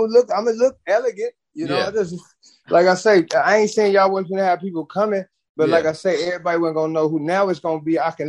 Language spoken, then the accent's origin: English; Chicago, Illinois, United States